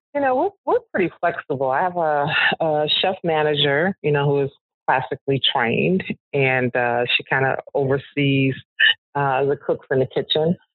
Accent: Chicago, Illinois, United States; I live on the South Side. I was born and raised on the South Side

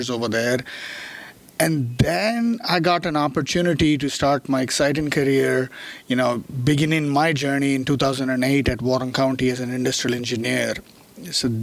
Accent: India; moved away as an adult; also born or lived in Chennai, India / Louisville, United States; now in United States; born and raised in India, grew up over there, did mechanical engineering back in India

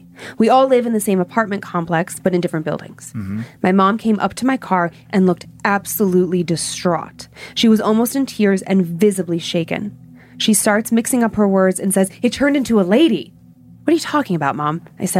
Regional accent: Planada, California, United States; now in Atlanta, United States; I'm from Planada, California, and I've been living in Atlanta, Georgia since 2013.

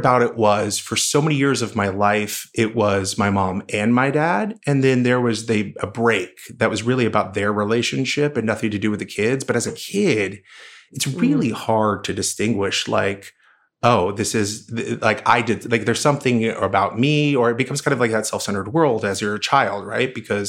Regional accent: Oklahoma, United States; I grew up in Oklahoma. My mother's still there.

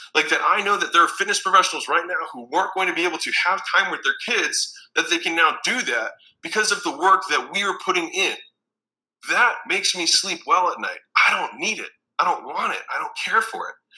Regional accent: Baltimore, Maryland, United States; moved away as an adult; also born or lived in Huntington Beach, California; I'm from Baltimore, Maryland

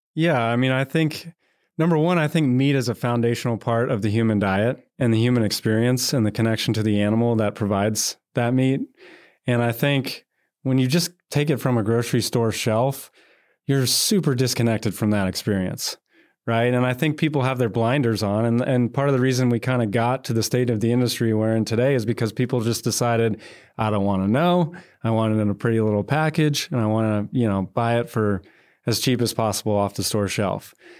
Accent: North Georgia, United States; now in Texas, United States; a boy born and raised in North Georgia

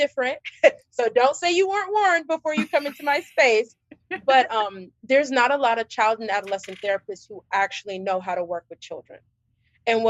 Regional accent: Georgia, United States; I'm actually from Georgia, born and raised, I'm a Georgia peach

